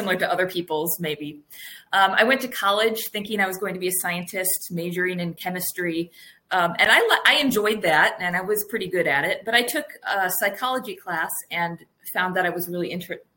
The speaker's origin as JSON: {"language": "English", "town": "South Bend", "region": "Indiana", "country": "United States", "tie": "born or raised there", "also_born_or_lived": "Michigan", "moved": "yes", "said": "I did grow up in South Bend, Indiana, where Kara is now, just in the shadow of Notre Dame"}